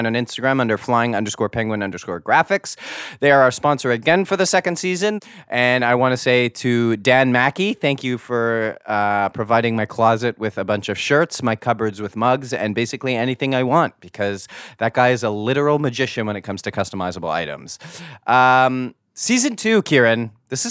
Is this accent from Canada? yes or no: yes; Canada; I am your Canadian variant